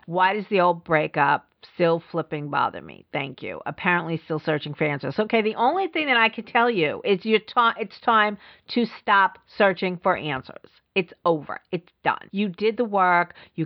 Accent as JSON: {"language": "English", "town": "New York City", "region": "New York", "country": "United States", "tie": "born or raised there", "said": "I grew up in the Bronx"}